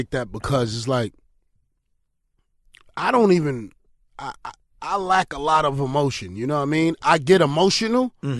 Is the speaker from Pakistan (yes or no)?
no; New York City, New York, United States; also born or lived in Honduras; I grew up in East New York.